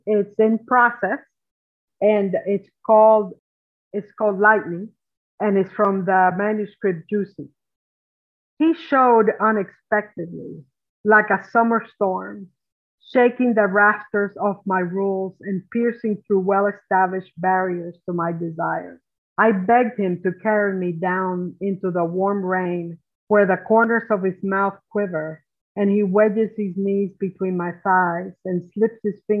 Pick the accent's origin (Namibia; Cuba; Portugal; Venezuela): Cuba; also born or lived in New Jersey / Appalachia; I am from the mountains. In Appalachia all day long, but I am from Cuba at night.